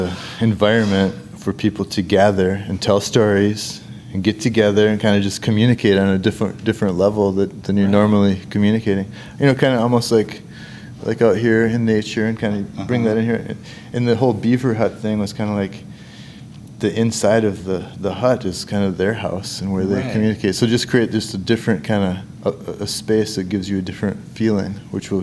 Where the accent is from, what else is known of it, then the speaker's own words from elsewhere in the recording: Winona, Minnesota, United States; I'm from here. I'm from Winona.